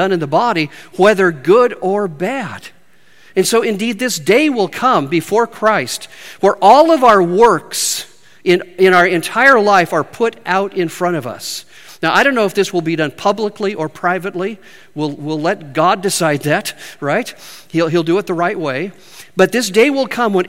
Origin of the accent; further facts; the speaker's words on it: Spokane, Washington, United States; moved away as an adult; also born or lived in Midwest; I'm from Spokane, Washington